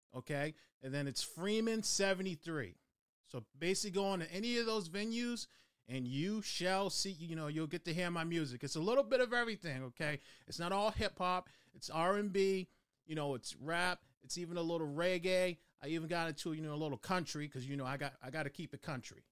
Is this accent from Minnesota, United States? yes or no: no; Boston, Massachusetts, United States; moved away; I was born and raised in Dorchester, Mass